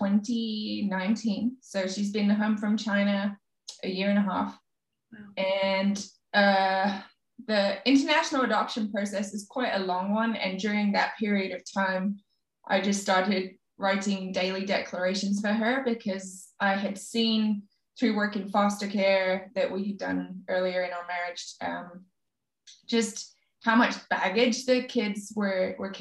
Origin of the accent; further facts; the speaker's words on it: England, United Kingdom; I'm English